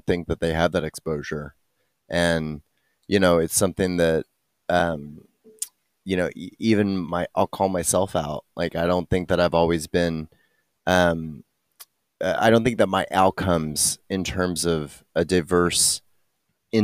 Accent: Texas, United States; I'm white from Texas

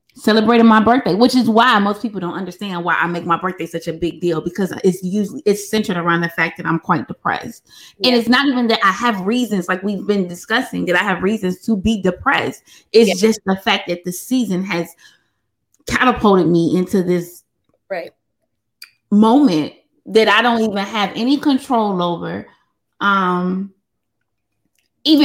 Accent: Chicago, Illinois, United States; I'm from Chicago

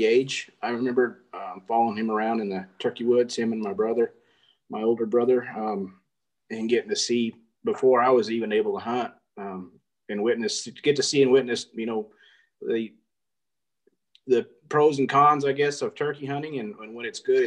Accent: Artesia, New Mexico, United States; also born or lived in Tucumcari, New Mexico; Born and raised in Artesia, New Mexico.

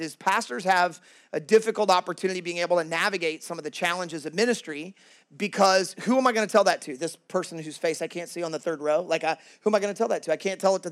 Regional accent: Kansas City, United States; moved away as an adult; now in Worcester, United States; I'm originally from Kansas City. I'm a Midwestern guy.

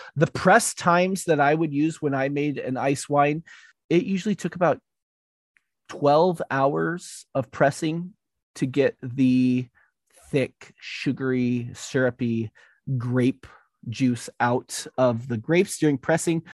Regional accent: United States; we're American.

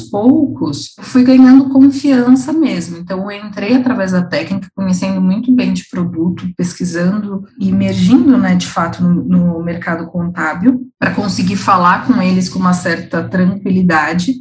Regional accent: São Paulo, Brazil; eu sou daqui de São Paulo

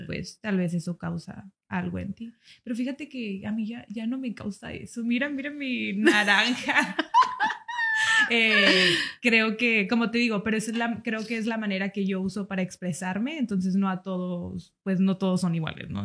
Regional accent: United States; moved away; yo soy de Estados Unidos.

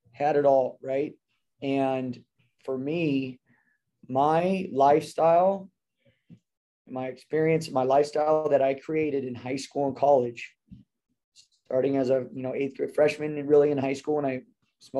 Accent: Temecula, California, United States; And grew up here in Temecula. My parents are from San Diego, and I grew up in Temecula

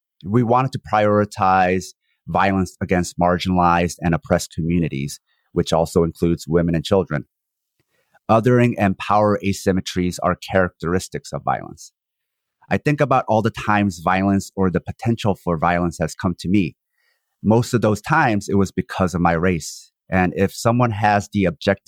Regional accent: South Korea; now in United States; I'm a Korean born in one Korea, which was cleaved in half by the empire. I currently reside in the U.S.

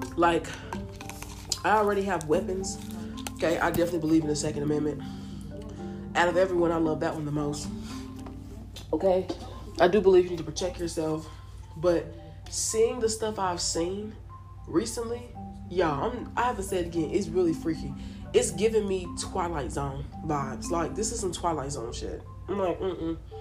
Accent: United States; a person that was born and raised in America

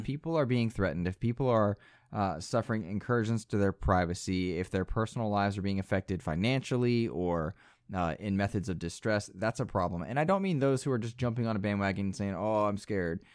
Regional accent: United States; I'm American.

